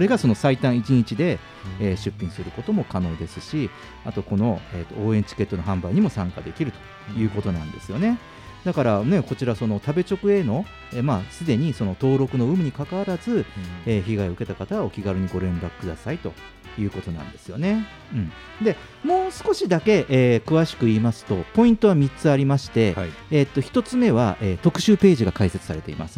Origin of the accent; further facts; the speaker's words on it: Fukuoka, Japan; now in Tokyo, Japan; 僕の実家の福岡